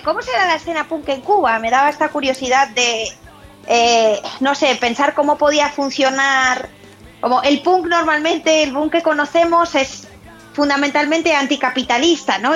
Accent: Santander, Cantabria, Spain; now in Boston, United States; yo soy de Santander

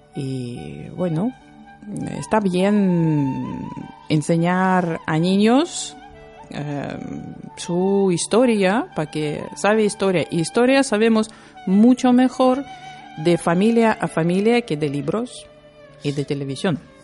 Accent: Lithuania; Spanish is a second language; now in Bilbao, Spain; soy lituana

